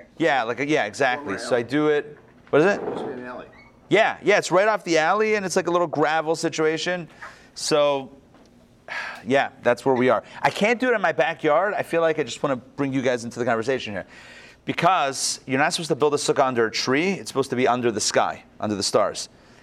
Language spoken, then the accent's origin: English; Pittsburgh, Pennsylvania, United States; first language English; moved away as an adult; also born or lived in Crown Heights (the Berg); now in Atlanta, United States; where I grew up in Pittsburgh